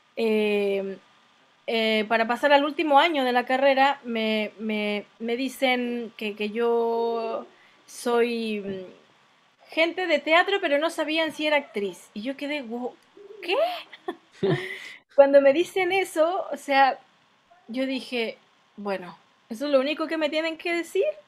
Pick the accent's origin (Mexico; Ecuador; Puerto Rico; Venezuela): Mexico; moved away as an adult; now in Chile; me acompañó en mi infancia en México